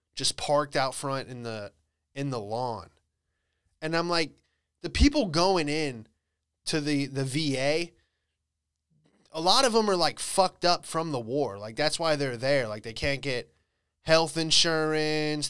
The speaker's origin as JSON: {"language": "English", "town": "Bradenton", "region": "Florida", "country": "United States", "tie": "born or raised there", "moved": "yes", "said": "I was back in, uh, Bradenton. Florida, that's where I grew up."}